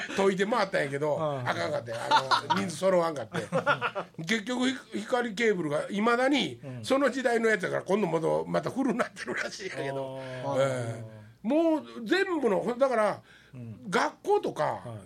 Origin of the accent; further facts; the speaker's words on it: northern Wakayama, Japan; 和歌山北部というたらですね、僕や上与の地域のことなんですけども